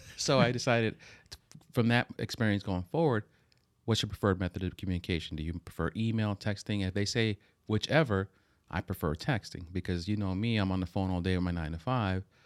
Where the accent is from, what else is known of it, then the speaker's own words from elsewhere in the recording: Hoboken, New Jersey, United States; we grew up in Hoboken